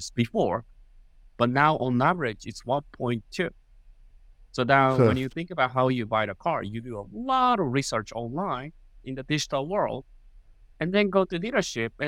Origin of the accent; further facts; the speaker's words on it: Japan; English is a second language; moved away as an adult; now in United States; I was born in Japan. I go to University of Tokyo, which is in Japan